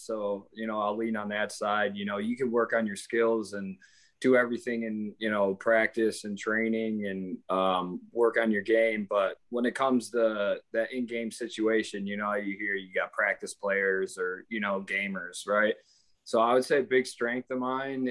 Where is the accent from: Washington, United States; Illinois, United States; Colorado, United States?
Illinois, United States; Chicago; moved away; I'm from Chicago